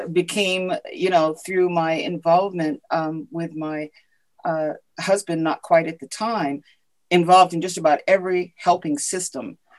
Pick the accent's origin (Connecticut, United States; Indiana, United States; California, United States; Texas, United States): Connecticut, United States; Ashford; also born or lived in Willimantic, Connecticut / Madrid, Spain; I grew up in Ashford, Connecticut. Um, my I was, you know, uh, born in Willimantic uh, and uh, grew up in Ashford. My dad was in the service at the time.